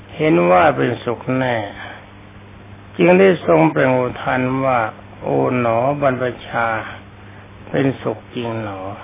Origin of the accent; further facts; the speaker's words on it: Thailand; ประเทศของเรา